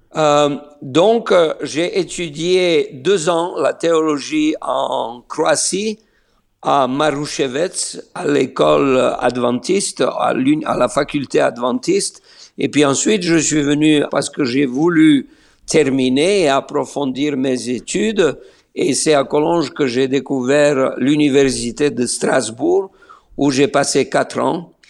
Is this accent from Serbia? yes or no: yes; Niš, Serbia; first language Slovene; French is a second language; moved away as an adult; also born or lived in Belgrade, Serbia / France / Austria / Germany; now in Israel; je suis né à Niche